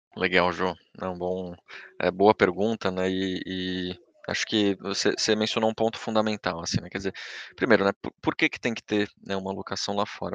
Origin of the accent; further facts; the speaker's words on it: Brazil; a gente, como brasileiro